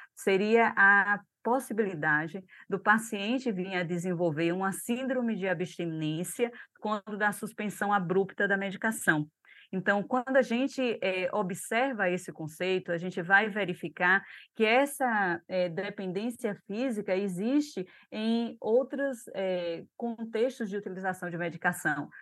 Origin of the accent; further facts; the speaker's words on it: Brazil; Nós, enquanto brasileiros